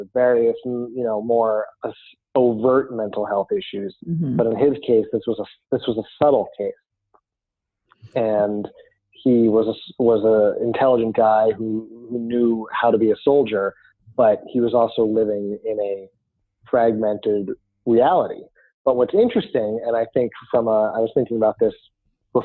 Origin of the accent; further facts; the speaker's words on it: New Jersey, United States; moved away as an adult; also born or lived in Idaho; I grew up before I moved to Idaho in my 20s, I grew up in New Jersey.